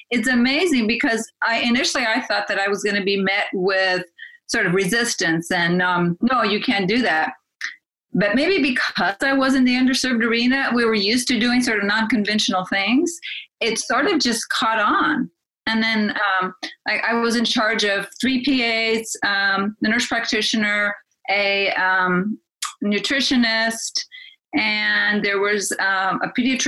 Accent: Watsonville, California, United States; So my hometown in the U.S. is Watsonville, California, which is an agricultural town.

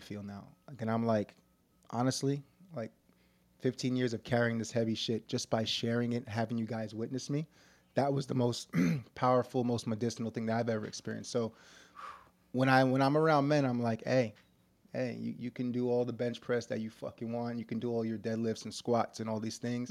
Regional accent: New York City, New York, United States; When I was, like, seven years old, I was growing up in New York City in the hood

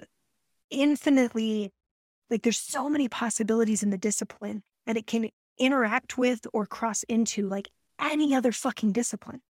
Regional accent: Colorado, United States; now in Alaska, United States; I grew up in Colorado

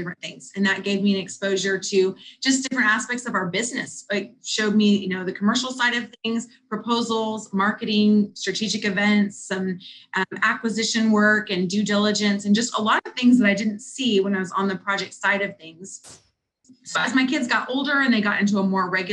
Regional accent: Houston, Texas, United States; I grew up in Houston, Texas.

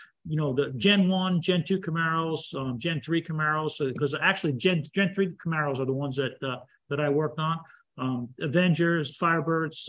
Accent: the North, United States; I'm from the North

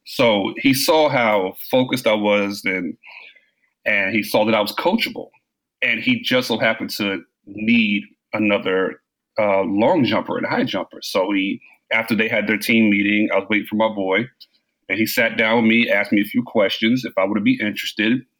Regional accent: Brooklyn, New York, United States; born there; also born or lived in Maryland / Washington, D.C.; Um, I was born in I was born in Brooklyn, Brooklyn, New York.

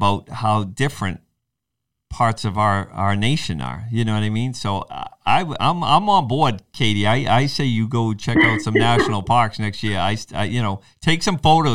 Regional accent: New England, United States; growing up in New England

